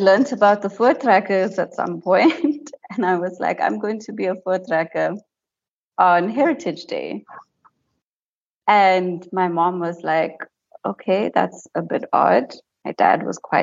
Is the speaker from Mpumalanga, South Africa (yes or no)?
yes; White River, Mpumalanga, South Africa; So I grew up in White River, which is a small town in Mpumalanga